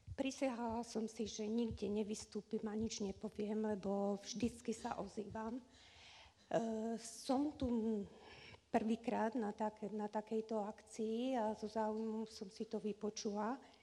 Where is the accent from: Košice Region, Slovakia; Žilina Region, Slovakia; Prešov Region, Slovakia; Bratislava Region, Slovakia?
Žilina Region, Slovakia; Žilina; now in Banská Bystrica, Slovakia; Ja som rodená Žilinčanka, žijem v Bystrici e, 40 rokov